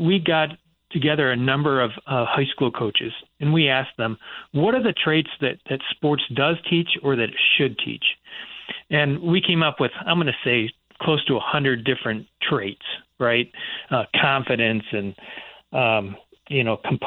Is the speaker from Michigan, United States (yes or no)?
yes; Michigan, United States; I grew up in Michigan